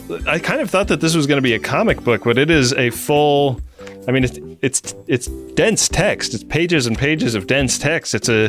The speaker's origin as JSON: {"language": "English", "town": "Oakland", "region": "California", "country": "United States", "tie": "born or raised there", "said": "my hometown of Oakland."}